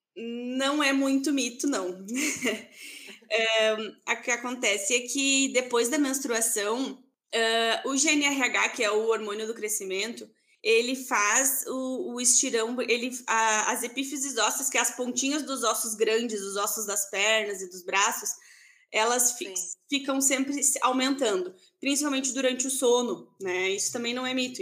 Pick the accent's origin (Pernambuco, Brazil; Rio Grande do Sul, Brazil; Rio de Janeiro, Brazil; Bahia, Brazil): Rio Grande do Sul, Brazil; Santa Maria; moved away as an adult; now in Erechim, Brazil; Eu sou de Santa Maria, eu me formei, enfim, fiz toda a minha formação ali na UFSM, em Santa Maria. E hoje em dia eu moro aqui em Erechim